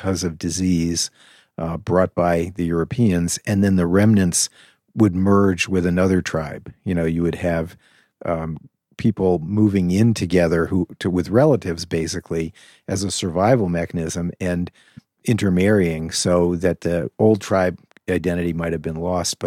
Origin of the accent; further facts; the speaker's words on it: New England, United States; I'm from New England